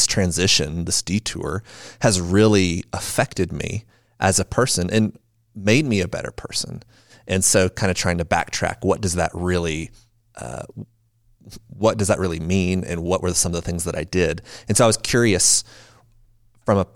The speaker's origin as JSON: {"language": "English", "region": "Louisiana", "country": "United States", "moved": "as an adult", "lives_now": "Colorado, United States", "said": "I'm from Louisiana."}